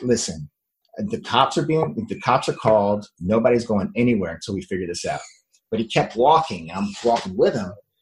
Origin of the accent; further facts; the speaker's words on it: Miami, Florida, United States; moved away as an adult; also born or lived in Jefferson City, Tennessee; I was a sun and beach kid. I was born in Miami, Florida, in the United States, and I was always outside